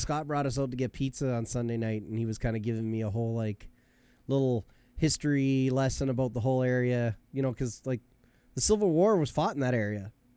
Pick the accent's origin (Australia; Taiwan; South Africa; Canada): Canada; I was born in Canada and I'm Canadian